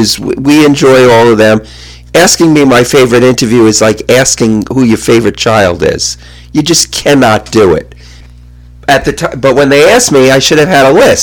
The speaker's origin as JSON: {"language": "English", "region": "New York", "country": "United States", "said": "I'm a New Yorker"}